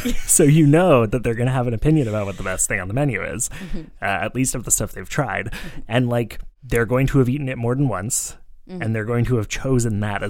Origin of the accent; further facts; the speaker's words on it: Vancouver, British Columbia, Canada; now in Montreal, Canada; I grew up in Vancouver